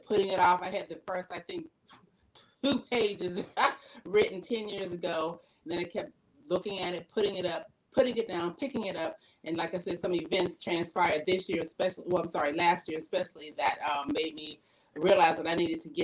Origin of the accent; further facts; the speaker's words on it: Pennsylvania, United States; now in Virginia, United States; I'm originally from Pennsylvania